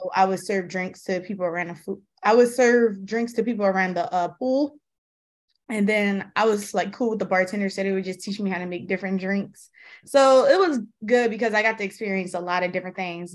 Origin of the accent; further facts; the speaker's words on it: Philadelphia, Pennsylvania, United States; I grew up in Philly. Um, I grew up in North Philly